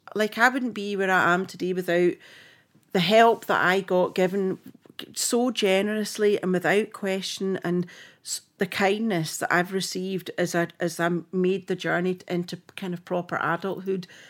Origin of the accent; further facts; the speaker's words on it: Fintry, Scotland, United Kingdom; accent: Scottish; moved away as an adult; also born or lived in Edinburgh / Glasgow; now in Cape Town, South Africa; I was born in Edinburgh, um, and my dad wanted us to be brought up in the country, so we moved to Fintry in Stirlingshire.